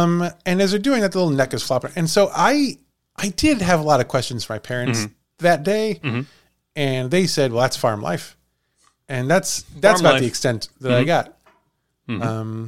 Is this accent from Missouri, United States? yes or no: yes; Villa Ridge, Missouri, United States; I grew up in Villa Ridge, Missouri.